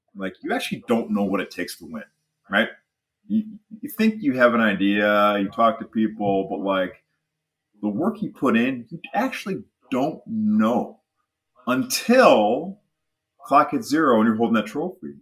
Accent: Michigan, United States; I grew up in Michigan, you know, huge, uh, University of Michigan fan

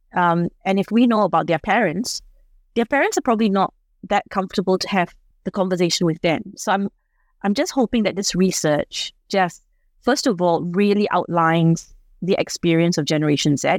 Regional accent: Singapore; now in Australia; I'm from Singapore

